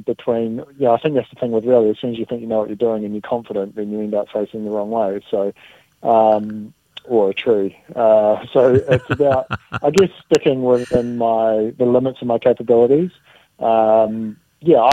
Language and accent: English; Dunedin, Otago, New Zealand; moved away; my hometown in Dunedin. That's, you know, where my roots are